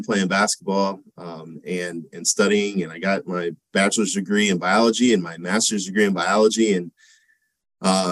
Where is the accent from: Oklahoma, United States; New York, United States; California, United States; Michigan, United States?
Michigan, United States; Monroe; I'm from Michigan. I grew up there, a town called Monroe, Michigan